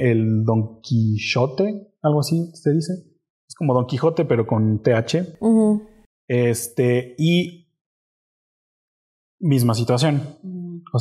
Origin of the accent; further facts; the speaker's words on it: Mexico; yo asumí ese papel acá porque finalmente yo soy el mexicano y yo soy el que sabe cómo deben de saber las cosas.